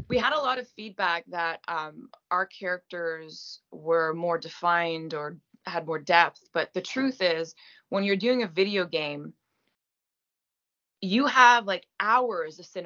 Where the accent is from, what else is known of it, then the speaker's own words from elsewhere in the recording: Canada; as a Canadian actor, like I am never recognized.